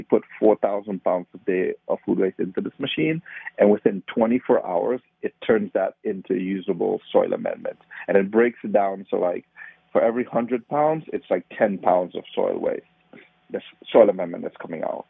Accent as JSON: {"language": "English", "country": "Trinidad & Tobago", "tie": "born or raised there", "also_born_or_lived": "Baltimore, United States", "moved": "as an adult", "lives_now": "United States", "said": "I grew up in Trinidad. I, I grew up around the sugarcane fields."}